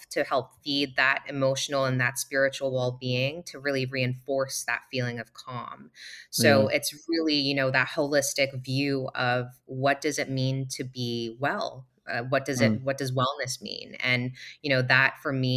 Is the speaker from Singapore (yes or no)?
yes; Singapore; We're both from Singapore